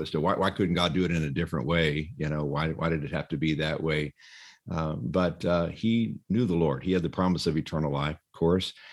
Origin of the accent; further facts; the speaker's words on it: Texas, United States; moved away as an adult; also born or lived in Dallas Fort Worth area; now in California, United States; I grew up in Texas